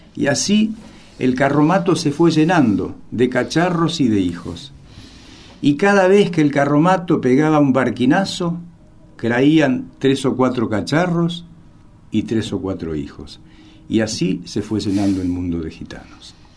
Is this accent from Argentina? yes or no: yes; Argentina; soy un escritor argentino de origen gitano